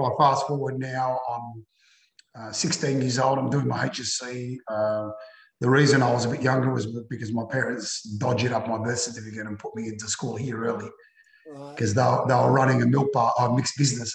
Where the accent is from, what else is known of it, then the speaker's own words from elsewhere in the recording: Melbourne, Victoria, Australia; I was born in Melbourne